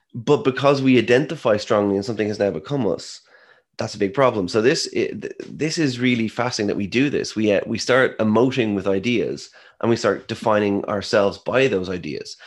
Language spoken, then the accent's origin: English; Ireland; I am Irish.